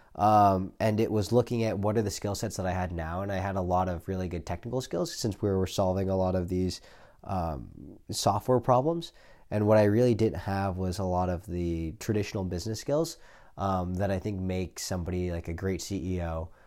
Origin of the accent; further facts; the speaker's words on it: Silicon Valley, California, United States; now in San Francisco, United States; I grew up in the Silicon Valley